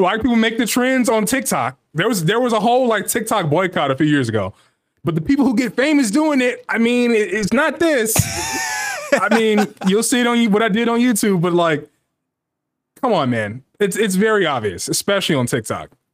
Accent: United States; we're Americans. Of course, that's our nationality, but it gets broken up further that we're Black Americans.

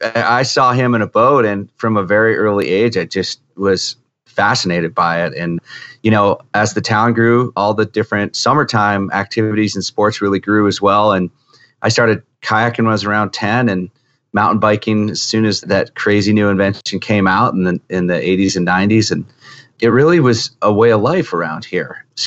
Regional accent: Vail, Colorado, United States; I grew up here in Vail, in West Vail, back when it was just a dirt road. Yeah, it was a real small community that was really based around skiing.

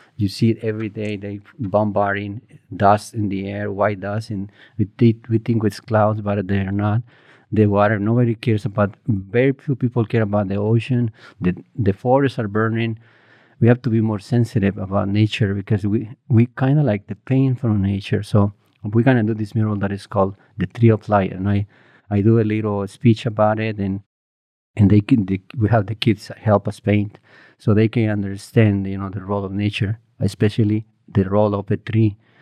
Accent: Morelos, Mexico; moved away; I grew up in Morelos, um, a small uh, village, maybe like 30 houses, 150 people there.

